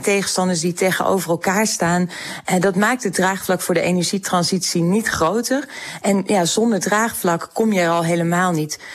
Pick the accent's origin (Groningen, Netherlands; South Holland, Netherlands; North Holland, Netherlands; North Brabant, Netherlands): Groningen, Netherlands; ik kom zelf uit Groningen, ik woon in Groningen